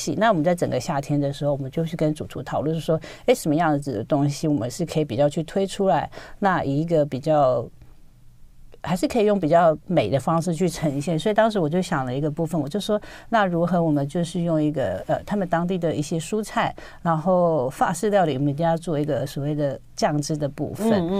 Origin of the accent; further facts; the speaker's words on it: Taiwan; also born or lived in France; 那就先回台湾好了。